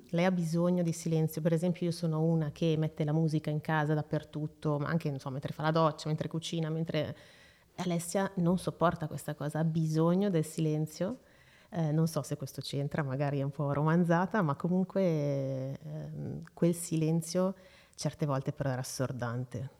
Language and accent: Italian; Seregno, Lombardy, Italy; also born or lived in Brianza; vengo da Seregno, sono nata a Seregno, eh, attualmente vivo ancora lì